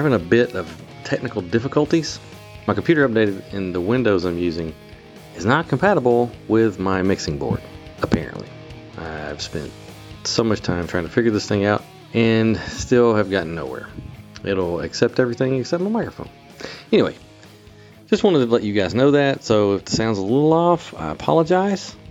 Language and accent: English; the South, United States; I'm from the South